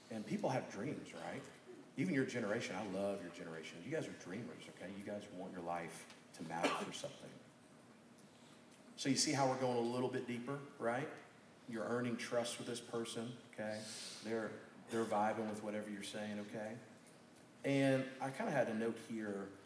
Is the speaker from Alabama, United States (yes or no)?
yes; Birmingham, Alabama, United States; it's so cool getting to meet some of you guys because you're from Birmingham. It's like, well, I'm from Birmingham. Boom, connection.